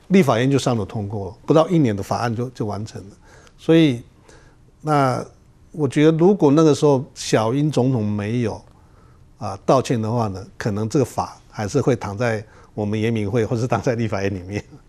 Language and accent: Chinese; Taiwan; 在我们台湾每一个角落